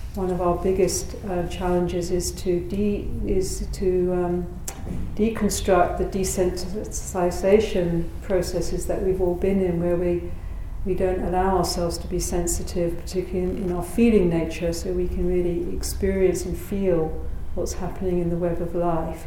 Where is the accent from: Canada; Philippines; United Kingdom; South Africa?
United Kingdom; moved away; my home country of Britain